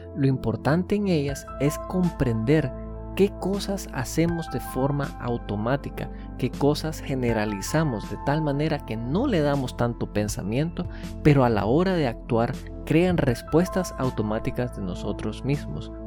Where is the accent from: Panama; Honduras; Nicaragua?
Nicaragua; yo soy de Nicaragua, por ende me considero nicaragüense